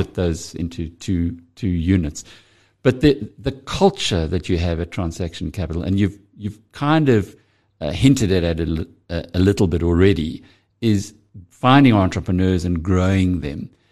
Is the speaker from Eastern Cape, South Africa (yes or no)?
no; KwaZulu-Natal, South Africa; I'm from KwaZulu-Natal